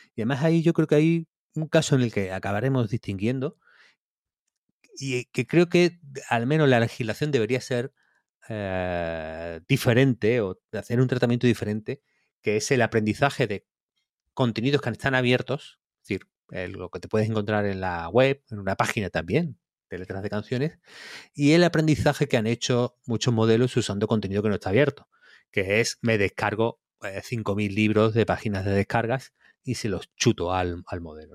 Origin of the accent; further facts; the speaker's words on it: Campillos, Andalusia, Spain; cuando era chico en Campillos, mi casa estaba como en las afueras